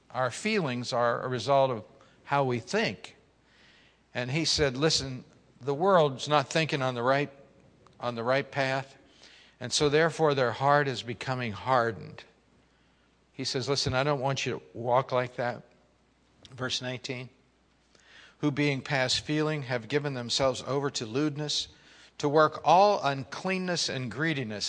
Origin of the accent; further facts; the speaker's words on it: Pittsburgh, Pennsylvania, United States; growing up in Pittsburgh